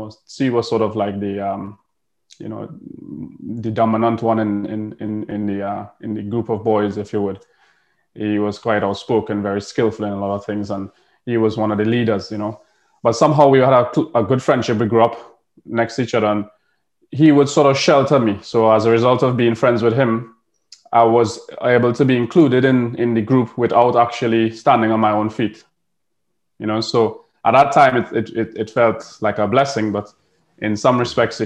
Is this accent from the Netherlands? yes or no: no; Tobago, Trinidad & Tobago; moved away as an adult; now in United Kingdom; I grew up in Tobago.